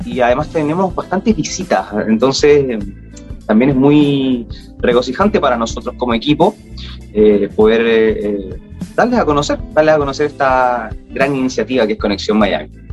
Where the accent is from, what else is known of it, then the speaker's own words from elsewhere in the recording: Chile; moved away as an adult; also born or lived in Sydney, Australia; Uno como es chileno